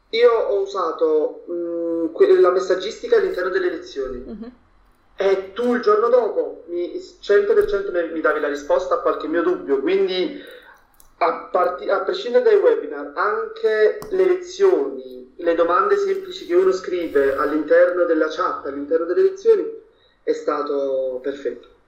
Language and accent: Italian; Naples, Campania, Italy; perché io primis vengo da Napoli, mm. quindi mh, ad Ara architettura non avevo proprio nessuna conoscenza